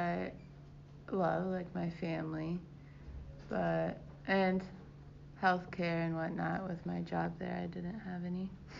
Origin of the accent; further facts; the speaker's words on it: Cincinnati, Ohio, United States; also born or lived in Colombia; I was born in Cincinnati, Ohio, but after college, I lived in Colombia for a year.